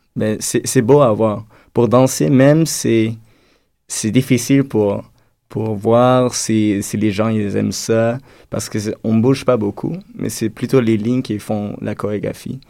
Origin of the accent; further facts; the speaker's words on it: Netherlands; moved away; je viens des Pays-Bas